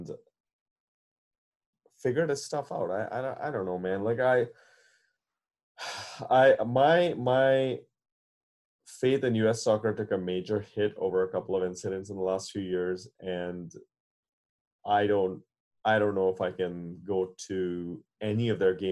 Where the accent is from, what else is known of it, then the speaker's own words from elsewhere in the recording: India; I as an Indian